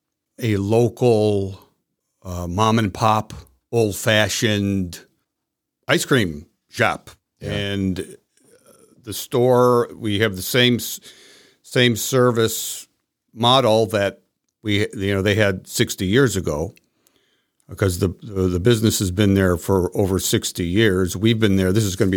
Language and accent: English; Parma, Ohio, United States; I grew up in Cleveland, Ohio, you know, Parma, Ohio, in the suburbs of Cleveland